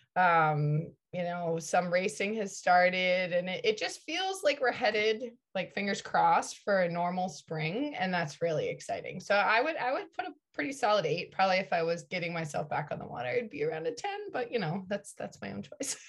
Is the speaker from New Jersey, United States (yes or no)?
no; Connecticut, United States; I grew up in Connecticut